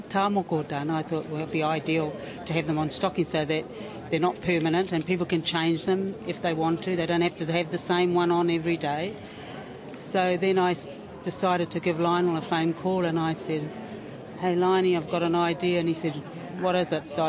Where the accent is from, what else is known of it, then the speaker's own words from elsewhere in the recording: Rotorua, Bay of Plenty, New Zealand; I'm from Rotorua and Te Arawa and Ngāti Pikea